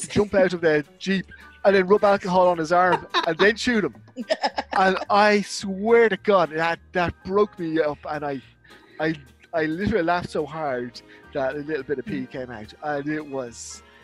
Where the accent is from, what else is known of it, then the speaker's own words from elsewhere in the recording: Dublin, Leinster, Ireland; I'm from Dublin, Ireland